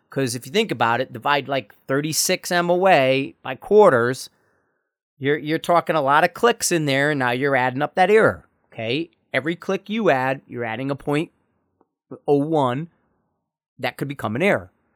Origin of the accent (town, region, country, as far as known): United States